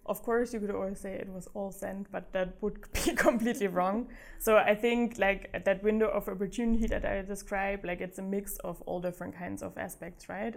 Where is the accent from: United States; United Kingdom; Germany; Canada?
Germany; Black Forest, Baden-Württemberg; moved away as an adult; also born or lived in Uganda / Singapore / Amsterdam / Vietnam; especially if you grow up on the countryside. Um, I did in the Black Forest